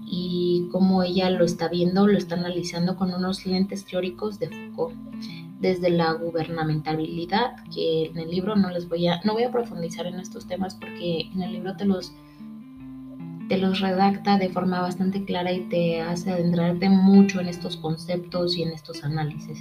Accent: Mexico; nosotros como mexicanos

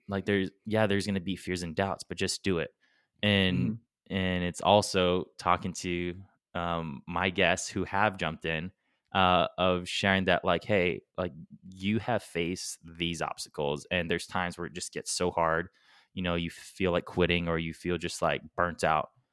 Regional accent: Guam; we're from Guam

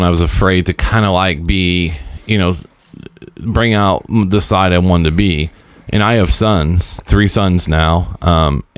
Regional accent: Seymour, United States; we grew up in that town

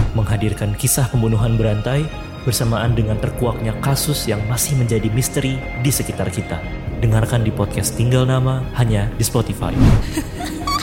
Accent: Java, Indonesia; saya Jawa, keluarga saya itu memegang erat budaya Eropa

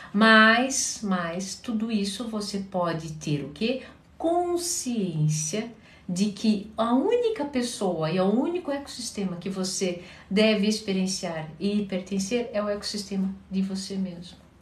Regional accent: Curitiba, Paraná, Brazil; Eu sou de Curitiba

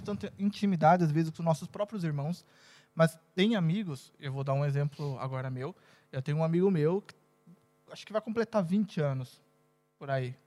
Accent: Brazil; moved away as an adult; now in Portugal; minha cidade maravilhosa

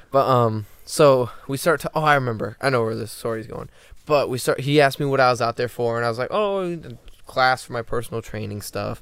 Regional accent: just south of Detroit, Michigan, United States; I'm from just south of Detroit.

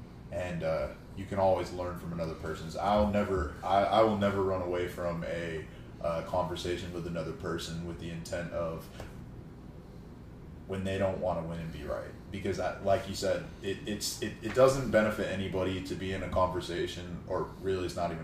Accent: California, United States; I am from the Bay Area.

